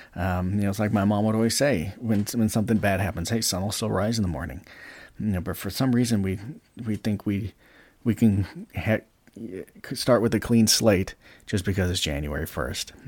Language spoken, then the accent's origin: English; United States; we, as the American taxpayer, we as American voters